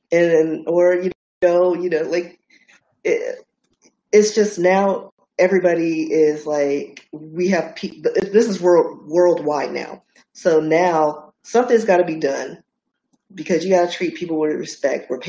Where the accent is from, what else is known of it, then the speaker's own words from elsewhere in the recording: Dallas, Texas, United States; I'm from Oak Cliff.